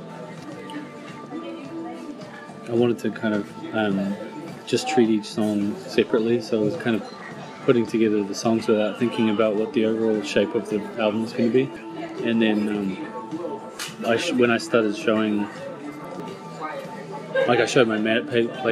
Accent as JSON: {"language": "English", "country": "New Zealand", "tie": "born or raised there", "said": "growing up in New Zealand"}